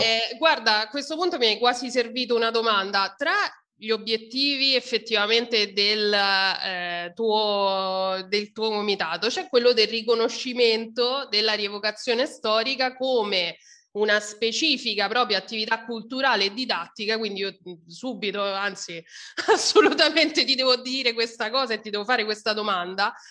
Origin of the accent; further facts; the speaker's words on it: Rome, Lazio, Italy; io poi sono di Roma